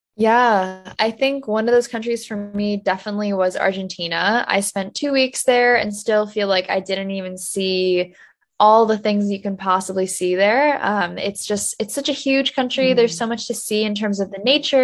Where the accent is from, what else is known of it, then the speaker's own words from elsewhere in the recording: New Jersey, United States; I grew up in New Jersey